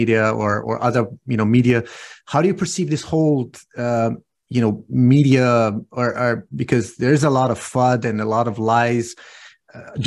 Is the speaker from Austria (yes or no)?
yes; Austria; also born or lived in Iran / California; I was born in Persia, and I came to Austria when I was 7 years old